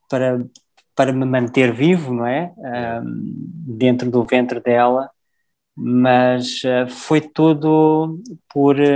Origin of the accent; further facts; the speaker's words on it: South Africa; born there; E eu, eu comecei a minha jornada na África do Sul, eu nasci na África do Sul, eu sou, sou filho de pais portugueses